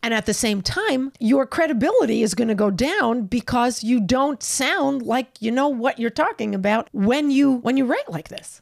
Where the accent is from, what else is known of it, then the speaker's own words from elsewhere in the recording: New York, United States; moved away as an adult; also born or lived in California; I'm a New Yorker